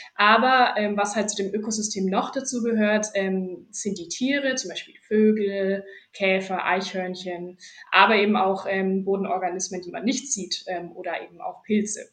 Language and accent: German; Fürth district, Bavaria, Germany; also born or lived in Erlangen; ich komme ursprünglich aus dem Landkreis Fürth